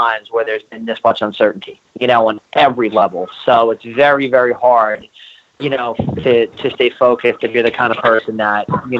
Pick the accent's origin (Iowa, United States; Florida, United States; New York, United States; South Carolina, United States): New York, United States; being a New Yorker